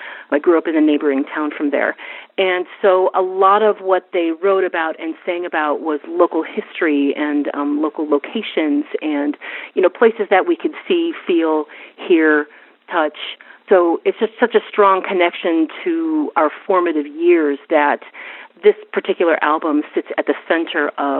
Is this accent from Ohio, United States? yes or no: no; Western New York, United States; now in Port Townsend, United States; I grew up in Western New York in the 1980s, and of course that was sort of the nebula of where the … came from. I grew up in a neighboring town from there.